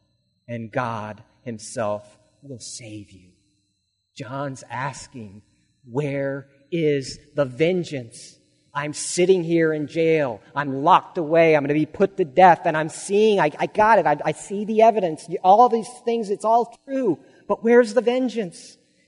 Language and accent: English; Alaska, United States; I grew up in the Episcopal Church in Alaska, but my belief was superficial and it was flimsy.